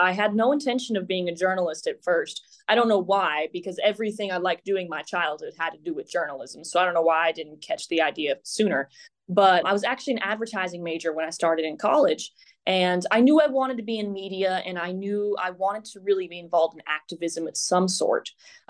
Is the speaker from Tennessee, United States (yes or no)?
yes; Nashville, Tennessee, United States; I grew up in Nashville, and so I was always hoping to come back here and really work as a journalist in Middle Tennessee.